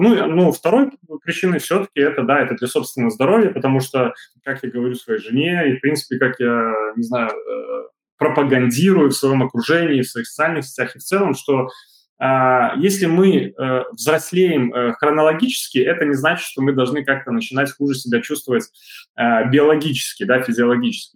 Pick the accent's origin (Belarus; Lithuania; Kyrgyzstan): Belarus; у нас в Беларуси